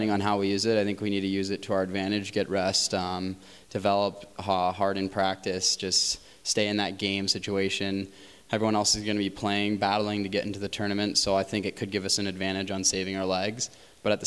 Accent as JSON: {"language": "English", "region": "Minnesota", "country": "United States", "said": "I'm from Minnesota"}